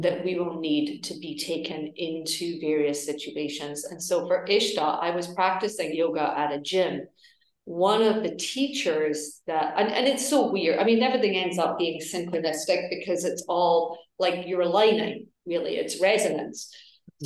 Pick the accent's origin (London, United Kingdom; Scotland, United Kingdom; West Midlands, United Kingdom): Scotland, United Kingdom; Edinburgh; moved away; also born or lived in New York; i am originally from edinburgh uh, in scotland